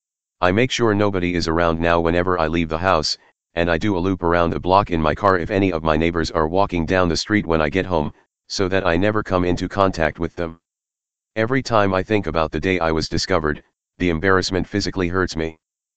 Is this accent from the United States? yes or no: no; England, United Kingdom; The next day when I woke up, I realized the best thing I could do, as an Englishman, was just live with the lie for the rest of my short stay in this house